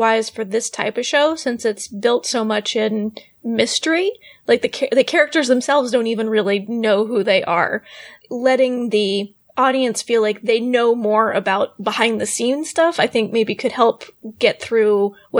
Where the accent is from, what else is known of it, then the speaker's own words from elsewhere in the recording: England, United Kingdom; I can totally, I'm from England, I could totally do a British accent.